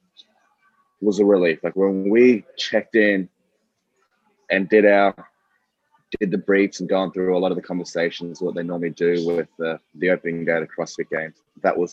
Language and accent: English; Australia; being Australian